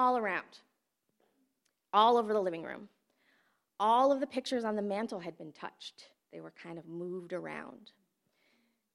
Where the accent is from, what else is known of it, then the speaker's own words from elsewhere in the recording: Flint, Michigan, United States; moved away as an adult; also born or lived in Fiji; I had a really great childhood growing up in Flint